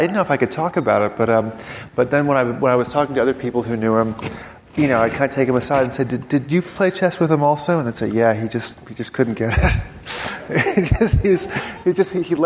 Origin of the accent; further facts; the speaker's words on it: New York City, New York, United States; growing up in New York City